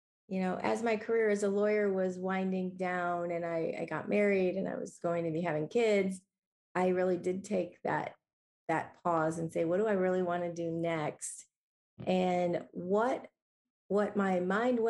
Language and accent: English; Ohio, United States; moved away as an adult; also born or lived in Arizona / Los Angeles / Chicago; I was born in Ohio